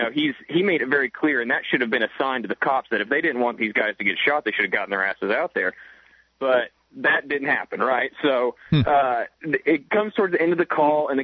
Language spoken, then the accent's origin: English; Houston, Texas, United States; now in Austin, United States; I live in Austin. I'm from Houston